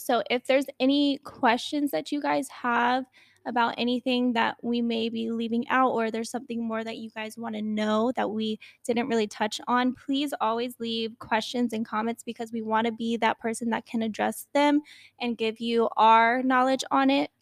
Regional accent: Newport News, Virginia, United States; I grew up in Virginia, Newport News, Virginia

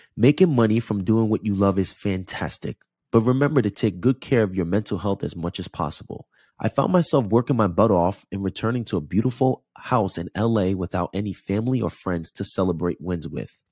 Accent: Jersey City, New Jersey, United States; now in Los Angeles, United States; Jersey City, New Jersey is my hometown

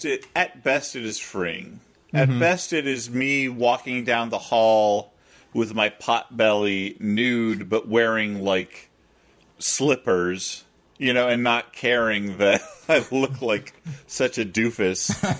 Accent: New York, United States; I, as a New Yorker, haven't driven in a serious way for nigh on 17 years now.

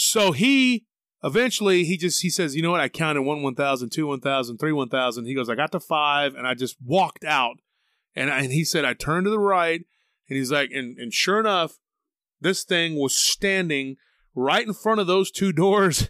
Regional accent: Taylor, Texas, United States; now in Austin, United States; my hometown of Taylor, Texas was, near the San Gabriel River

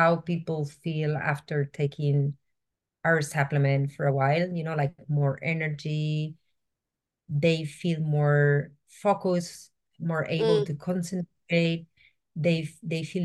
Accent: Spain; moved away; I'm originally from Spain

